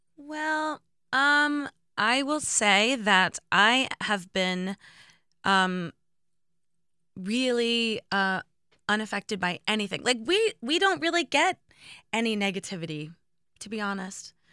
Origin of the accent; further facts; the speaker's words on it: Indiana, United States; growing up in Indiana